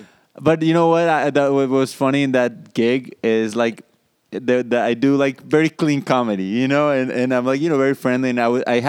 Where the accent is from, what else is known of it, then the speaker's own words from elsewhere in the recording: Colombia; moved away as an adult; also born or lived in Israel; there was no kind of like stand-up comedy when I was growing up in Colombia.